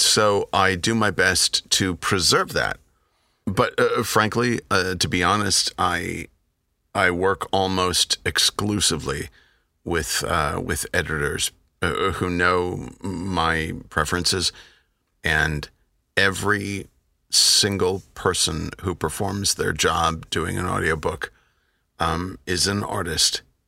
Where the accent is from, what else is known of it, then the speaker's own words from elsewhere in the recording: United States; I'm an American.